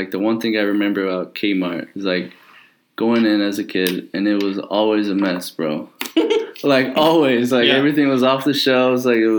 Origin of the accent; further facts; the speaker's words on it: Hereford, Texas, United States; I'm from West Texas, a little town called Hertford, Texas. It's the beef capital of the world.